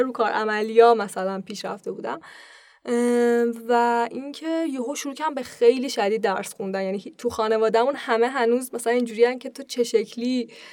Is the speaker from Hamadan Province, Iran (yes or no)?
no; Pakdasht, Tehran Province, Iran; born or raised there